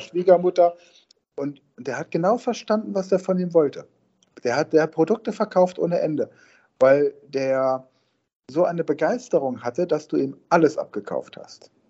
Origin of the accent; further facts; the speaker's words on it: near Karlsruhe, Rhineland-Palatinate, Germany; da, wo ich aufgewachsen bin, in, in, in der Pfalz, in der Nähe von äh, Karlsruhe, also drüben auf der anderen Rheinseite